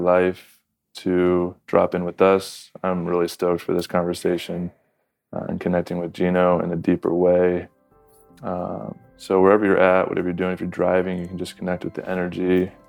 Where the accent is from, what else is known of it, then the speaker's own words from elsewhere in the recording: Southern California, United States; from Southern California